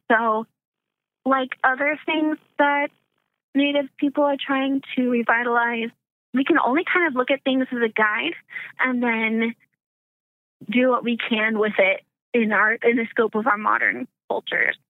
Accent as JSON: {"language": "English", "region": "Arkansas", "country": "United States", "moved": "yes", "said": "I'm originally from the South, um, Arkansas specifically."}